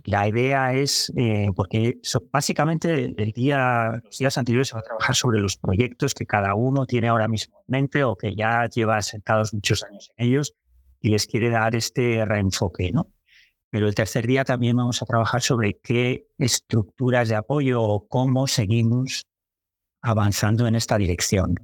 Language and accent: Spanish; Santander, Cantabria, Spain; moved away as an adult; a los 20 años pues me fui de Santander